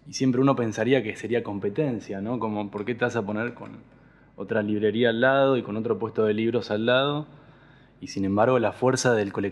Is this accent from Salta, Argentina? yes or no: no; Buenos Aires, Argentina; De Buenos Aires, de la ciudad.